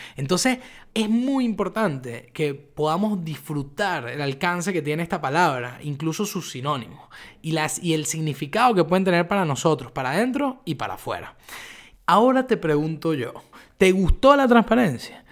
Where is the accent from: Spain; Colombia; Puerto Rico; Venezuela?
Venezuela; moved away as an adult; now in Buenos Aires, Argentina; yo soy venezolano